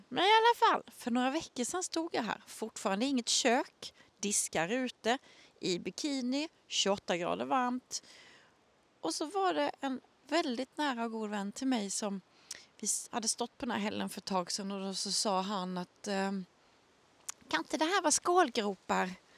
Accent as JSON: {"language": "Swedish", "town": "Möckleryd", "region": "Blekinge", "country": "Sweden", "tie": "born or raised there", "said": "jag växte upp i Möckleryd eh, som ligger ganska i mitten centralt på halvön"}